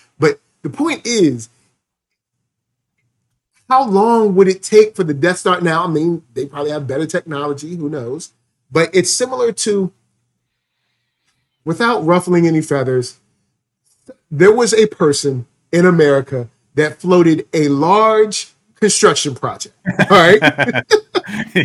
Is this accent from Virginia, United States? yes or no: yes; Virginia, United States; moved away; I'm from Virginia